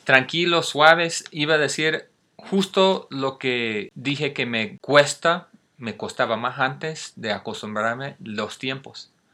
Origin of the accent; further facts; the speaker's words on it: Cincinnati, Ohio, United States; Spanish is a second language; moved away as an adult; now in Valle de Bravo, Mexico; yo soy de Cincinnati, Ohio, yo sí viví inviernos fuertes.